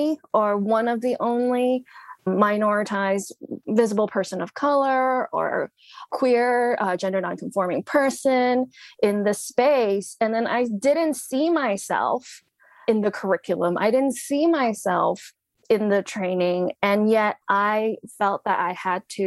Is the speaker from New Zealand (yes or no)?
no; Hong Kong; moved away; I was born in Hong Kong during British rule. So we were colonized people.